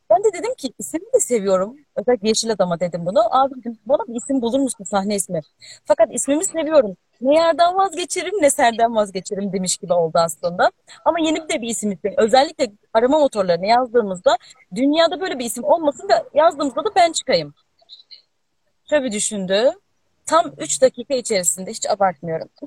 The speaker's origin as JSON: {"language": "Turkish", "region": "Aegean Region", "country": "Turkey", "said": "Ben zaten Ege'liyim bu arada"}